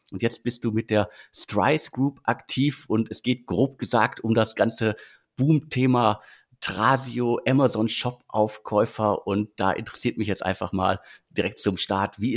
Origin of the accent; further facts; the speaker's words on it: Bottrop, North Rhine-Westphalia, Germany; Die meisten wissen es ja sicherlich, das Ruhrgebiet ist meine Heimat, ich komme aus Bottrop